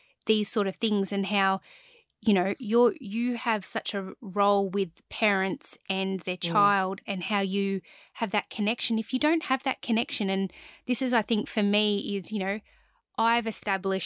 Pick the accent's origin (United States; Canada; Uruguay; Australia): Australia; Cobar, New South Wales; I grew up in Cobar and we had, you know, a couple of thousand people